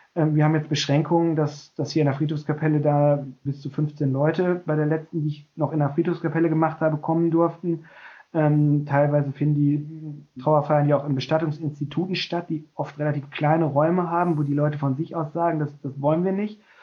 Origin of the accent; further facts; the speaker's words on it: North Rhine-Westphalia, Germany; moved away as an adult; also born or lived in North Hesse; now in Bremen, Germany; ich bin ursprünglich Westfale